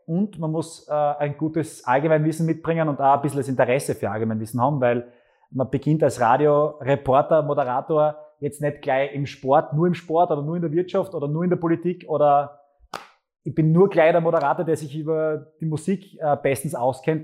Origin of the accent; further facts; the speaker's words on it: Graz, Styria, Austria; also born or lived in Wilfersdorf bei Gleisdorf; Ich bin in Graz geboren, habe dann Schule noch in Wilfersdorf bei Gleisdorf in Flöcking in dem Fall noch gemacht und die Volksschule. Und dann bin ich relativ schnell nach Graz gekommen